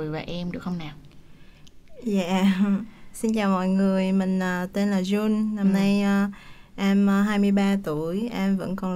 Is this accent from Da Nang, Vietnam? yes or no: yes; Da Nang, Vietnam; Dạ quê em thì ở Đà Nẵng